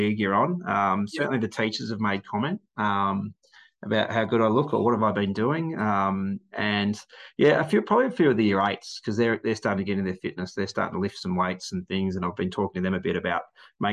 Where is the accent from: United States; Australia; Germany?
Australia; Melbourne, Victoria; I'm from Melbourne.